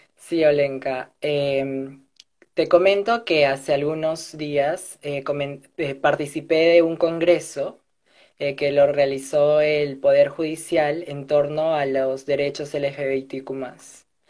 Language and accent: Spanish; Peru; now in Lima, Peru; soy del interior del país, no soy de Lima